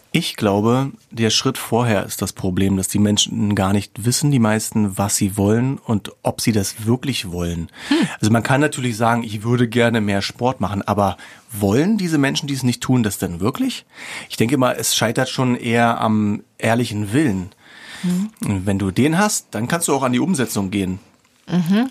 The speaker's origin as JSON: {"language": "German", "region": "East Germany", "country": "Germany", "said": "Ich bin auch ein Ossi im tiefsten Innern"}